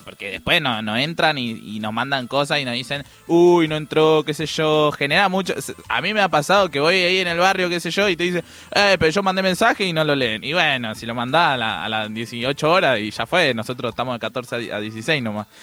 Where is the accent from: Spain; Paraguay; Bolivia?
Paraguay; now in Buenos Aires, Argentina; soy paraguayo y hablo en guaraní